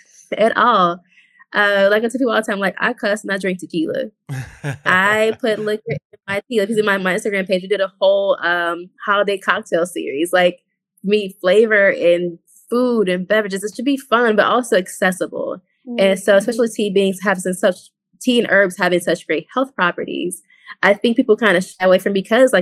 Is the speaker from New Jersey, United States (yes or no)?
no; Chicago, Illinois, United States; I grew up in the hood. I'm from South Side Chicago, from Inglewood.